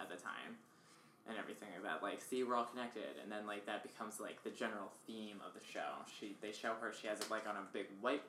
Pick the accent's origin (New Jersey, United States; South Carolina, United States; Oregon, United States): New Jersey, United States; I'm from New Jersey.